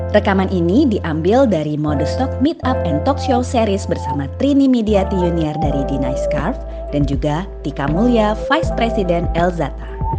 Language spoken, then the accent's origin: Indonesian; Bandung, West Java, Indonesia; aku asli Bandung